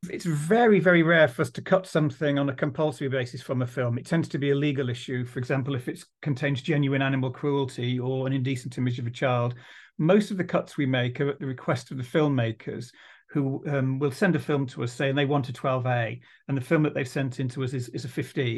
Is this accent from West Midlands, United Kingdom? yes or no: yes; Dudley, West Midlands, United Kingdom; I'm from Dudley